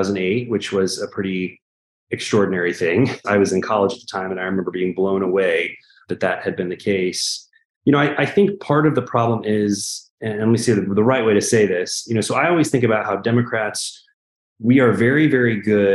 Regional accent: Daleville, Indiana, United States; now in Indianapolis, United States; I grew up in the country, right? I'm from a place called Daleville, Indiana

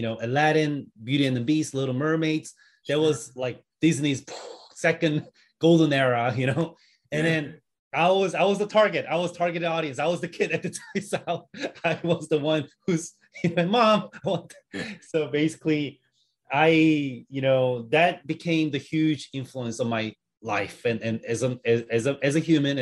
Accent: South Korea; moved away as an adult; now in Berkeley, United States; I was born in the States, but I went to Korea when I was only 2 years old

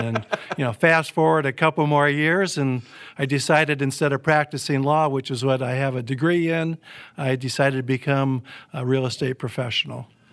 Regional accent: Midwest, United States; like a lot of kids in the nineteen fifties and sixties growing up in the Midwest

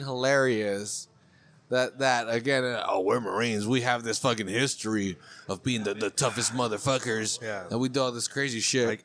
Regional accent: Monterey County, California, United States; I'm from Monterey County. I'm local

